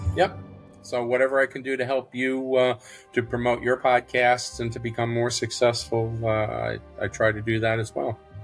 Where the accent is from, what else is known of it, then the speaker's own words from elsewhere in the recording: New York City, New York, United States; moved away; I grew up in New York City